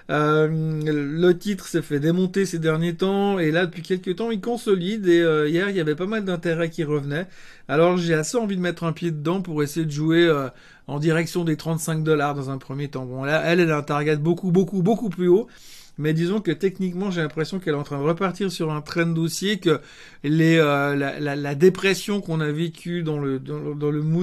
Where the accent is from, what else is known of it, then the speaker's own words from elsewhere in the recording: Switzerland; en tant que bon Suisse, j'essaye d'aide aussi de traiter des actions suisses et pas que des actions américaines.